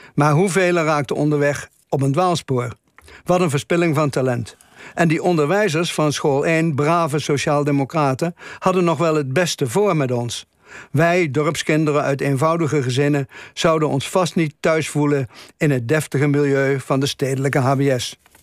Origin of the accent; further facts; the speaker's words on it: Velp, Gelderland, Netherlands; Er waren in mijn geboortedorp Velp vier lagere scholen